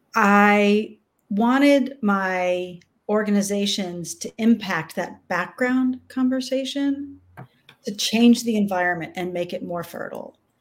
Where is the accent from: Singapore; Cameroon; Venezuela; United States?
United States; Austin, Texas; Austin was a small town when I was young